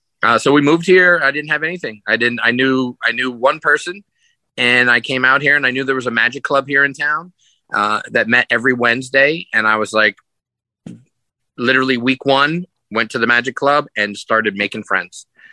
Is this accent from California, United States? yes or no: no; New York, United States; moved away as an adult; now in Las Vegas, United States; I'm originally from New York. I grew up in New York, and I moved to Las Vegas when I was 23 years old. And that would have been back in 1995.